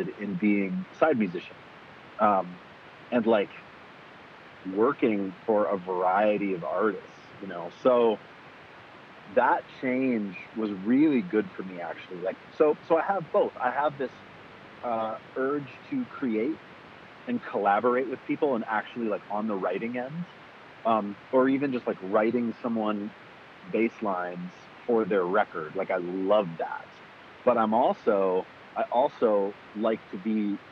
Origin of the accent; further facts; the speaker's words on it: Kalispell, Montana, United States; I grew up in Montana in this small town called Kalispell, the northwest corner.